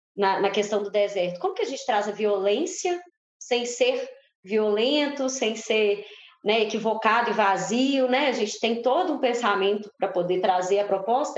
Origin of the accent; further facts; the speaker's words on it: Brazil; Nós somos brasileiros, mas a gente também é latino-americano